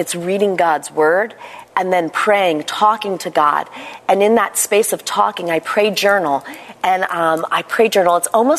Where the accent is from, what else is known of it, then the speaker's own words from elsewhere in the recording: Bethlehem, Pennsylvania, United States; I was born in Bethlehem, Pennsylvania, and I had a call when I was 15 years old